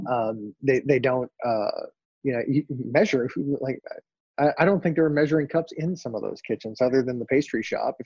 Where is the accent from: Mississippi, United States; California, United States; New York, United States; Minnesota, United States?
Minnesota, United States; moved away as an adult; also born or lived in North Dakota / Fargo, North Dakota; now in Dallas, United States; I grew up in Minnesota, you know, land of 10,000 lakes